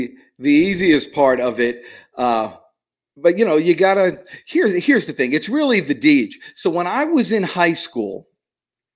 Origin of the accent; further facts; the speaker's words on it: New Jersey, United States; I'm from New Jersey